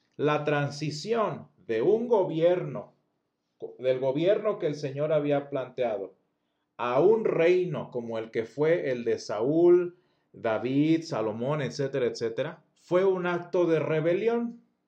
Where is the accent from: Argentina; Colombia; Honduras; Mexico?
Mexico; first language Spanish; Soy latino. Soy, este, soy latino, soy mexicano